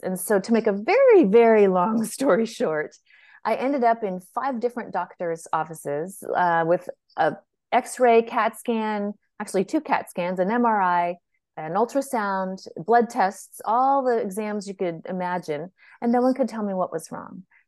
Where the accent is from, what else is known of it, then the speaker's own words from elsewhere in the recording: San Francisco, California, United States; moved away as an adult; also born or lived in Texas; I was actually born and raised in Northern California, in beautiful San Francisco